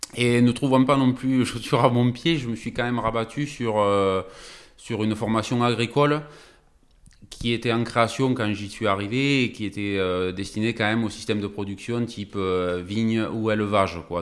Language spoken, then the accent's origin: French; Narbonne, Occitania, France; nous on est originaire de, ben, de Narbonne, exactement de Vildaigne, depuis tout le temps